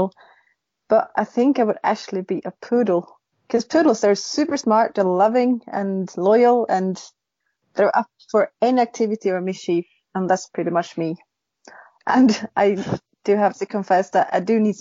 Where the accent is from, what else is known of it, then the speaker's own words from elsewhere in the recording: Sweden; now in Norway; I live in Norway, but I'm actually from Zlatan country, the one and only